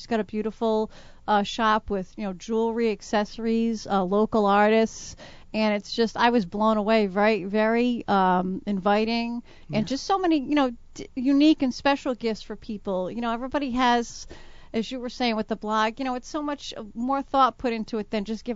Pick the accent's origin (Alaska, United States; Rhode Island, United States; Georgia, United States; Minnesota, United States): Rhode Island, United States; Providence; I'm actually originally from Providence. I grew up on the West End, right near the Cranston Street Armory